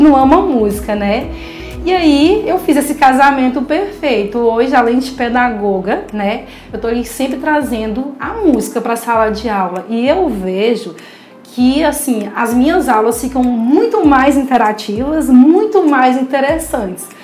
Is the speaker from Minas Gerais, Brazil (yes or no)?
yes; Belo Horizonte, Minas Gerais, Brazil; now in Recife, Brazil; Eu sou de Belo Horizonte